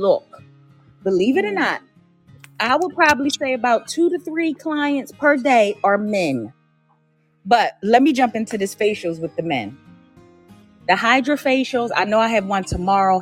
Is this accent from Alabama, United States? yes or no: no; Philadelphia, Pennsylvania, United States; moved away; I'm originally from Philly.